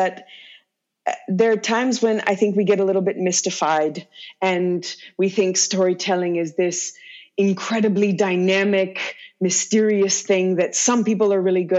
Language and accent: English; Louisiana, United States; first language English; moved away; where I grew up in Louisiana